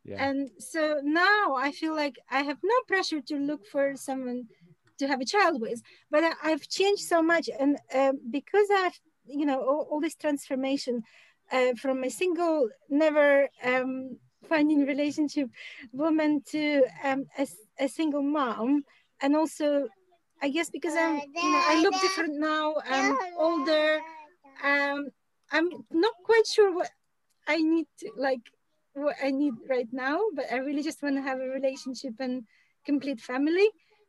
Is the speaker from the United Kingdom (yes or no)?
yes; London, United Kingdom; in England, I'm from London, okay?